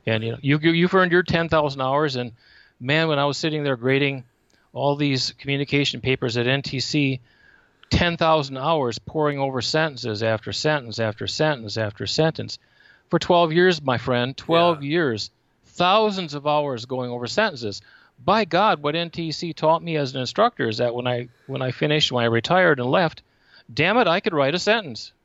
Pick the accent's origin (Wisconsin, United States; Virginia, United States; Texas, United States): Wisconsin, United States; Menomonie; moved away as an adult; also born or lived in Wausau, Wisconsin / Hawaii / Michigan / Ohio; now in Arizona, United States; I grew up in Menominee, Wisconsin